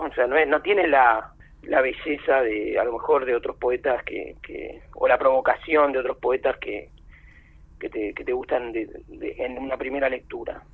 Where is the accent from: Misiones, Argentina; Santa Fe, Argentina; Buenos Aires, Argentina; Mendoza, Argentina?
Buenos Aires, Argentina; soy más porteño que una faina en Guerrín